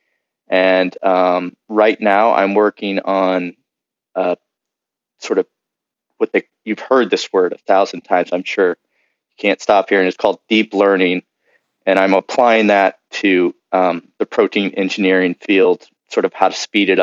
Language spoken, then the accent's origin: English; Kansas City, Missouri, United States; moved away as an adult; also born or lived in Nashville, Tennessee; now in San Diego, United States; I'm actually visiting my dad in where I grew up in Kansas City, Missouri